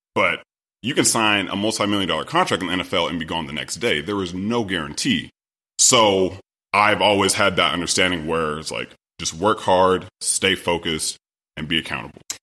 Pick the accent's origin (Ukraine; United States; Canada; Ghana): United States; Sacramento, California; I'm originally from Sacramento, California